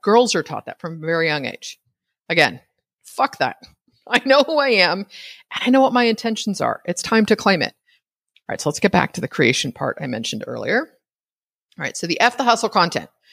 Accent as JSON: {"language": "English", "region": "California", "country": "United States", "said": "I'm from California"}